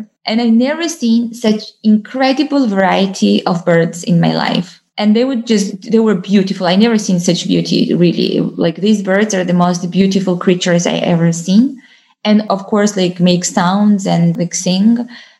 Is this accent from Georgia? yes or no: yes; Georgia; English is a second language; but in Georgia and in my hometown and in different forests, and those were different birds